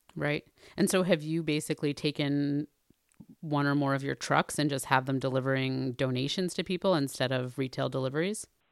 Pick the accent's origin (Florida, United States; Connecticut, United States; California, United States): Connecticut, United States; New Haven; my hometown of New Haven, Connecticut